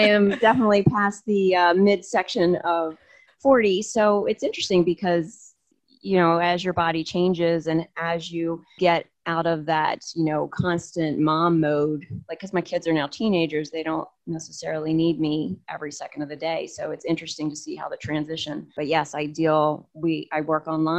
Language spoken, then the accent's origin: English; New Jersey, United States; moved away as an adult; I grew up in a small, small town in South Jersey